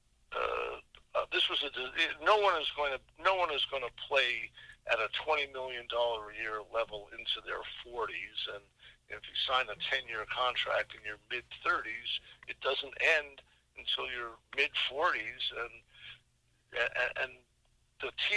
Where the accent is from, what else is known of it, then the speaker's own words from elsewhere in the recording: Boston, Massachusetts, United States; I'm from the Boston area